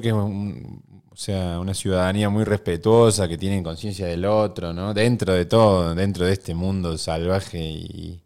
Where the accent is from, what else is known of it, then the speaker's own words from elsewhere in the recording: Córdoba, Argentina; moved away as an adult; now in Buenos Aires, Argentina; Yo soy cordobés